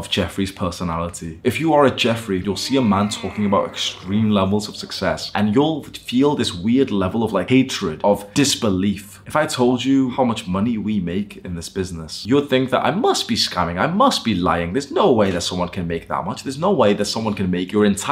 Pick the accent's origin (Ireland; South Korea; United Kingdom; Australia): United Kingdom; Warrington, North West England; moved away as an adult; I grew up in a town/city called Warrington